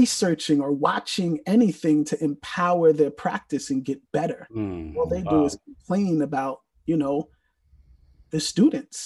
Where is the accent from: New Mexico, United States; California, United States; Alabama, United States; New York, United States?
New York, United States; New York City; I'm originally from the Bronx, New York